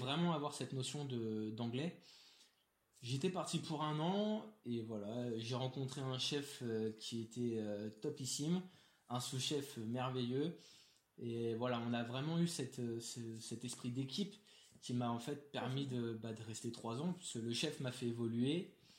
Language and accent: French; Paris, Île-de-France, France; je suis né, j'ai grandi à Paris